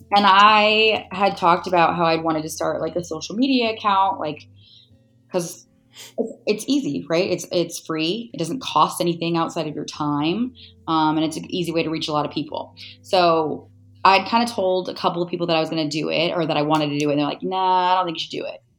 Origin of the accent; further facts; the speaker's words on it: California, United States; now in Scottsdale, United States; I'm from California. I will never go back to California.